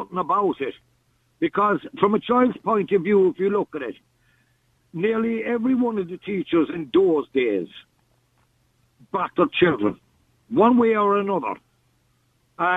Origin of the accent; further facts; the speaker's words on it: Tralee, Munster, Ireland; I used to go to the school in Tralee